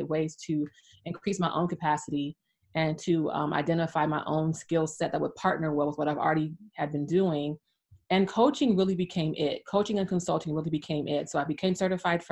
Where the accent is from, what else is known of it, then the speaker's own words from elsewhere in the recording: California, United States; moved away as an adult; now in Atlanta, United States; I grew up in sunny California. I was there for 40 years, 40. And now I'm in Atlanta, Georgia